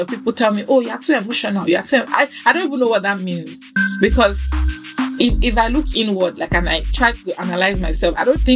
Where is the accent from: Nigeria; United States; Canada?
Nigeria; me being a Nigerian